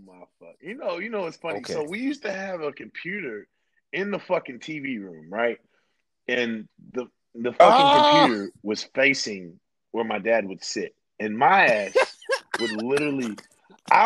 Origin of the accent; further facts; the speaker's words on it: Louisville, Kentucky, United States; I'm from Louisville